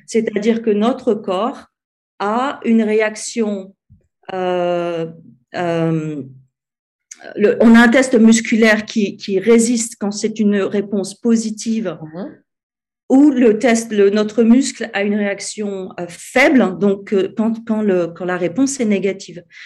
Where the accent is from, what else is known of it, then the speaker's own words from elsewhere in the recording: France; moved away as an adult; now in Cape Town, South Africa; je suis française, mais je vis à l'étranger depuis 12 ans. je vis en ce moment au Cap, en Afrique du Sud